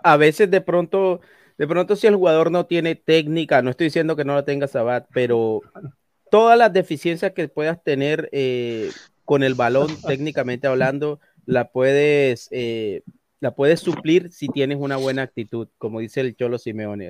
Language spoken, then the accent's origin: Spanish; Santa Marta, Magdalena, Colombia; soy de Santa Marta, que está ahí a, a 40 minutos de Barranquilla